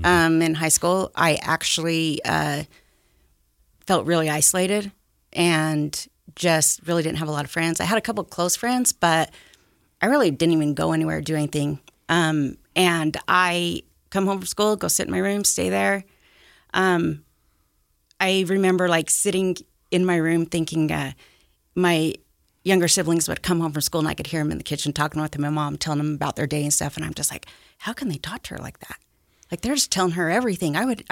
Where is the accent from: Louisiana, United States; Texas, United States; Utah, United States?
Utah, United States; I grew up out here in Davis County, actually. Mm-hmm. I've been there my whole life. I'm still there. typical Utah family.